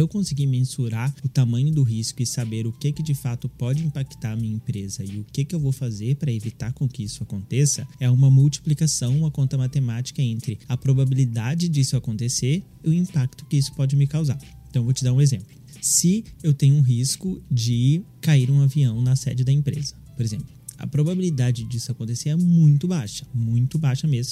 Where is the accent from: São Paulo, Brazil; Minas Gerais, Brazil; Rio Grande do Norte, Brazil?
Minas Gerais, Brazil; eu sou de Minas Gerais